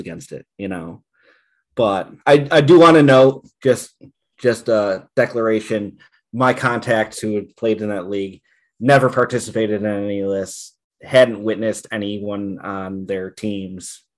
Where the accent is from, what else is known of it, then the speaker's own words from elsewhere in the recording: Buffalo, New York, United States; moved away; I'm originally from Buffalo, New York.